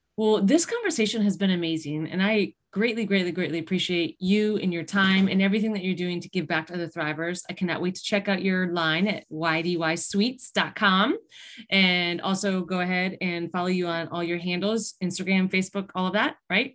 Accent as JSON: {"language": "English", "town": "East Aurora", "region": "New York", "country": "United States", "tie": "born or raised there", "said": "I grew up in East Aurora outside of Buffalo."}